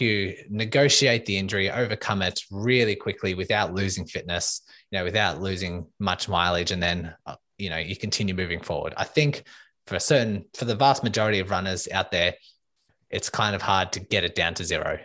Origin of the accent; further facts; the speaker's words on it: Melbourne, Victoria, Australia; I am from Melbourne, Australia